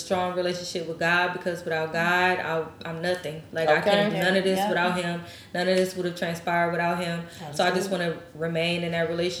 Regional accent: Midwest, United States; I'm from the Midwest.

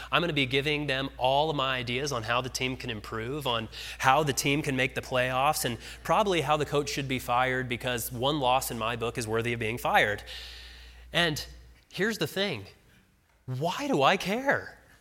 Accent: Arvada, Colorado, United States; moved away as an adult; also born or lived in Nashville, Tennessee; my wife and I are from Colorado. We grew up in Arvada, but we lived for six years in Nashville.

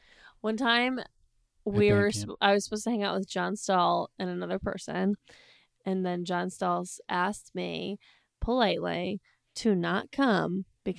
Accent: United States; I grew up in the United States.

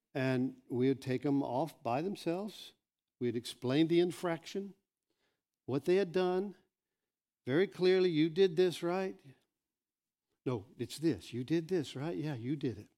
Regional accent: United States; I'm American.

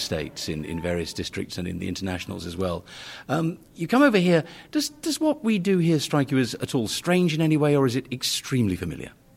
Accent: London, United Kingdom; I'm a Londoner

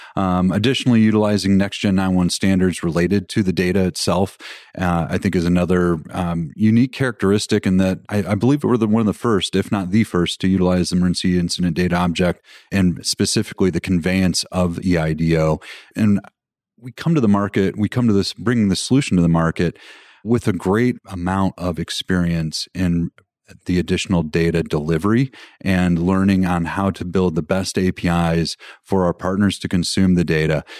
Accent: Colorado, United States; I'm from Colorado

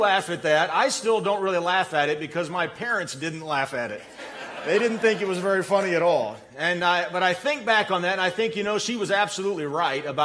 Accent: United States; I was born an American

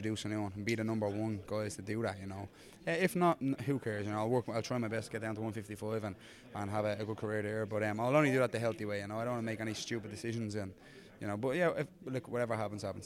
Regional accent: Dublin, Leinster, Ireland; I'm a hometown lad. I live up the road

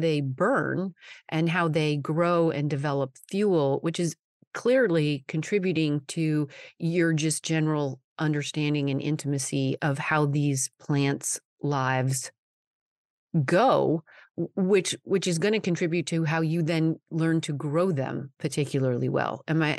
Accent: Colorado, United States; having been born and raised in Colorado

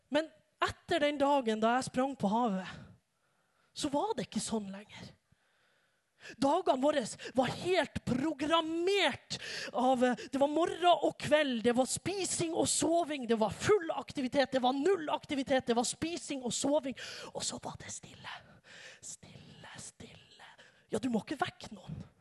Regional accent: Norway; Jeg har vokst opp i en ganske vanlig familie i ei ganske vanlig bygd i Utkant-Norge

